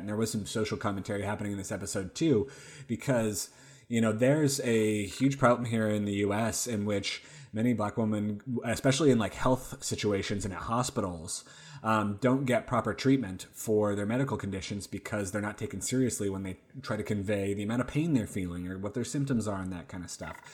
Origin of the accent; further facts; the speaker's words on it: Oregon, United States; moved away; I'm from Oregon originally